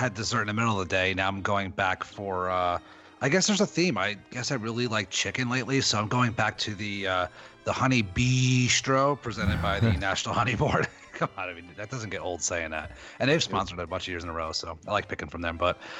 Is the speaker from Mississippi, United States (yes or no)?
no; New Jersey, United States; also born or lived in Daytona; now in Virginia, United States; I'm from Jersey